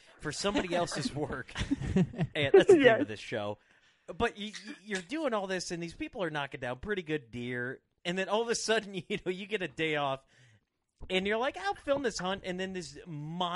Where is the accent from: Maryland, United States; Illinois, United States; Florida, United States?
Illinois, United States; moved away as an adult; also born or lived in Iowa; I was an Illinois boy. I moved to Iowa for a year, and now I'm living back in Illinois. In my boyhood home